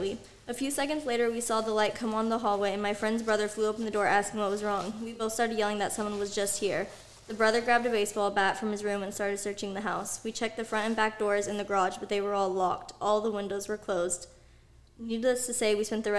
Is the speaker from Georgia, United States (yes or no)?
no; Rodeo, California, United States; another house that I grew up in Rodeo